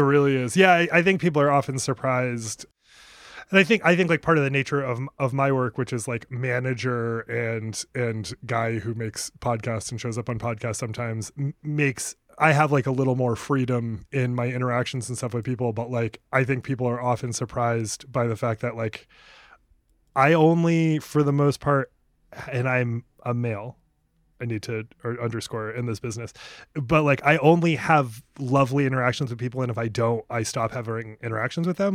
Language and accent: English; New England, United States; moved away as an adult; also born or lived in Maine; now in Los Angeles, United States; I was from New England.